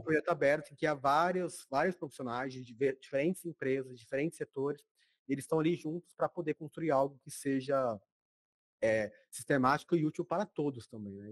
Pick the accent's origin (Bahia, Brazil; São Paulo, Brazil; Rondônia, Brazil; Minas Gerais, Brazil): Rondônia, Brazil; eu sou de Rondônia, que é do norte